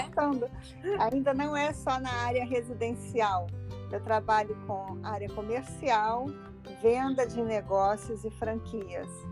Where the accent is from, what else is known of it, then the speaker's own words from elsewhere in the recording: Rio de Janeiro, Brazil; accent: Brazilian; moved away as an adult; also born or lived in Los Angeles, United States / Brasília, Brazil; now in Florida, United States; eu sou do Rio, do Rio de Janeiro, e na década de 90 eu fui para Califórnia, fui para Los Angeles